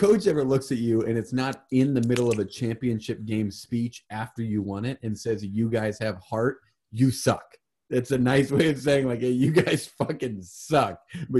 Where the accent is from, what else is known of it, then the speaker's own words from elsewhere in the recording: Omaha, Nebraska, United States; I'm from Omaha, sir.